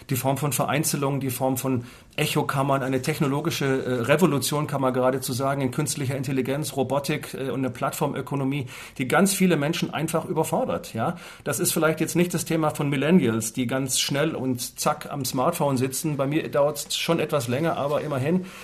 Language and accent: German; Southern Germany, Germany; in den Süden Deutschlands kamen, da wo ich groß geworden bin.